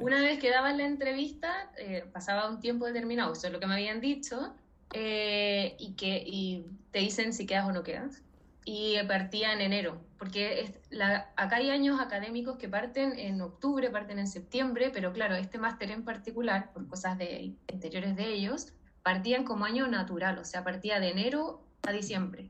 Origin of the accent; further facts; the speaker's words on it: Chile; moved away as an adult; now in Spain; soy extranjera, soy chilena